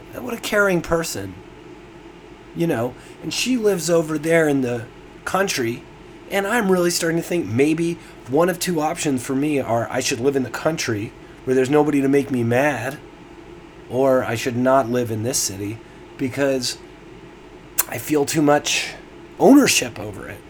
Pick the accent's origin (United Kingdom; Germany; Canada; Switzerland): Canada; Toronto, Ontario; I'm from Toronto, and here I am in, in the heart of downtown Toronto